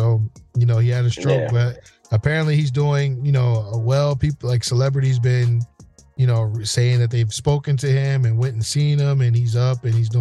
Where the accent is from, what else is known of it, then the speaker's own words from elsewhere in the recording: New Jersey, United States; growing up in Jersey